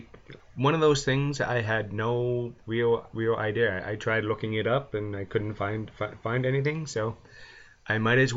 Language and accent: English; London, Ontario, Canada; am from London, and whenever I tell anyone I'm from London, they think England. So I'm from London, Ontario, Canada, which is actually, it's a pretty decent sized city, about 300,000.